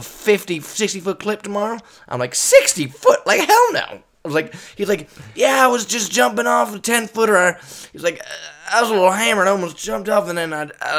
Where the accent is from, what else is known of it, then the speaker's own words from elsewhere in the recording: California, United States; we're from California